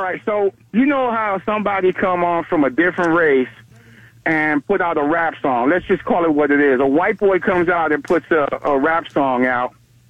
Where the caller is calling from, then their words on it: Navarre, Florida, United States; from Navarre, man.